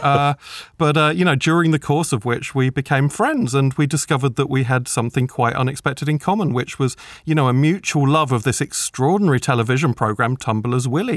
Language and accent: English; United Kingdom; I'm a British children's author.